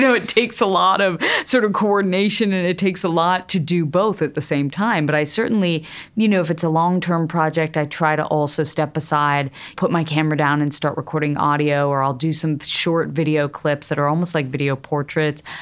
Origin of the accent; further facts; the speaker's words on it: Connecticut, United States; I grew up in Connecticut in a middle class family